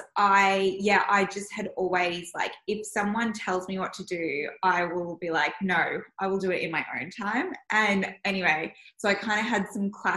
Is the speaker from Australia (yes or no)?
yes; Melbourne, Victoria, Australia; I grew up in Elsenwick and then came to Elwood.